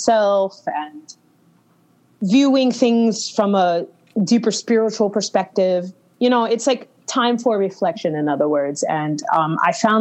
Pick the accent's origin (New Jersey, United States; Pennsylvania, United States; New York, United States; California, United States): New York, United States; New York City; also born or lived in Istanbul, Turkey; I'm from New York City, as you know, but I decided to quarantine and do those months in Istanbul, Turkey